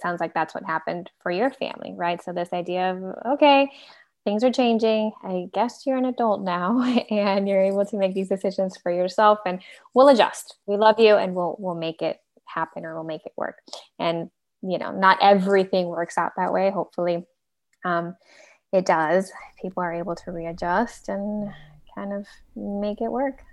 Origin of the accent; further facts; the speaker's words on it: Venezuela; now in United States; I'm a immigrant as well, so I'm originally from Venezuela